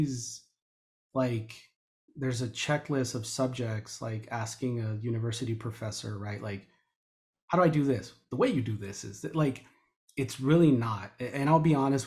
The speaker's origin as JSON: {"language": "English", "town": "León", "region": "Guanajuato", "country": "Mexico", "tie": "born or raised there", "said": "I was born in León, Guanajuato"}